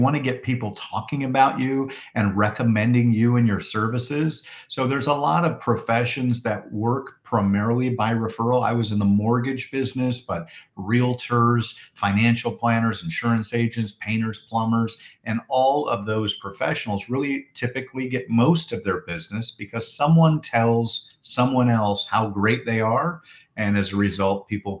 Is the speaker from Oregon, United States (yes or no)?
yes; Portland, Oregon, United States; now in Phoenix, United States; I'm from Portland, Oregon originally, which is kind of a rainforest